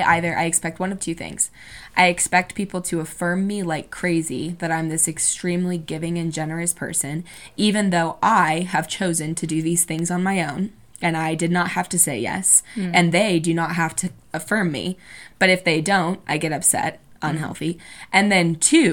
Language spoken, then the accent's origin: English; Indiana, United States; I'm from Indiana